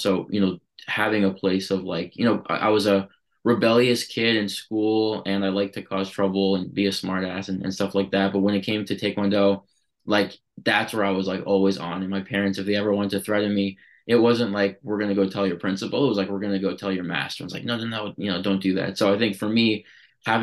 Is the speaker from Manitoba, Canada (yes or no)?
no; Toronto, Ontario, Canada; also born or lived in Vancouver; I was born in Vancouver, and then, you know, when I was two, my parents moved to Toronto. So, you know, more on the east side. You know, growing up there